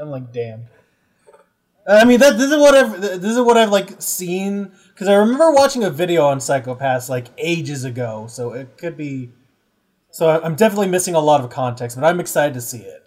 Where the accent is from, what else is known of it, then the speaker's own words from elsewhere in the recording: United States; I'm American